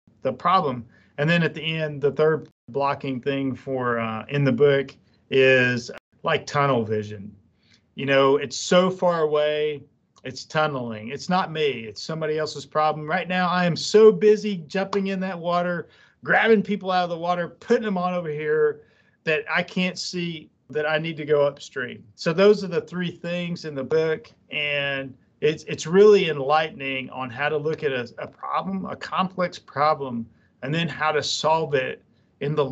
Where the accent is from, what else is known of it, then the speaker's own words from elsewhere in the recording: Jasper, Alabama, United States; moved away as an adult; I'm from Alabama